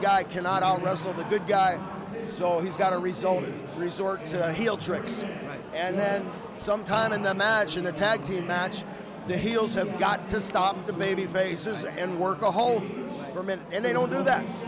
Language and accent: English; Tampa, Florida, United States; We're in Tampa, my, yeah. my hometown